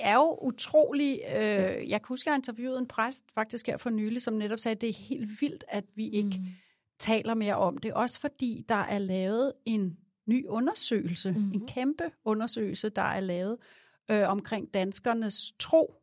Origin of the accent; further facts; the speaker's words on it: Glostrup, Capital Region of Denmark, Denmark; jeg er jo født i, i Glostrup